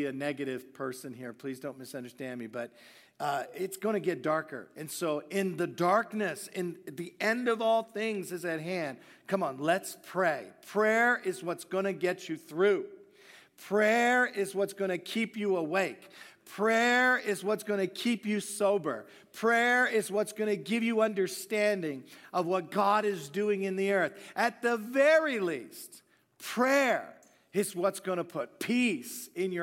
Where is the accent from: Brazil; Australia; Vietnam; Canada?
Canada; Hamilton, Ontario; I'm a Canadian